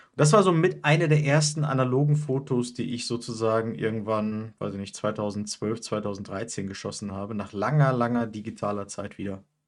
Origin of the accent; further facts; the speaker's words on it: Mülheim, North Rhine-Westphalia, Germany; bei uns in Mülheim